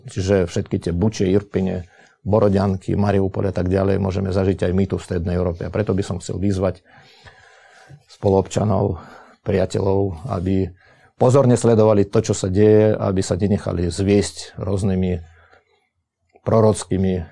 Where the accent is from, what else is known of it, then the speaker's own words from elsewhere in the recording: Slovakia; Uh, bol by som veľmi rád, keby sme sa pozerali teraz na vývoj aj u nás doma na Slovensku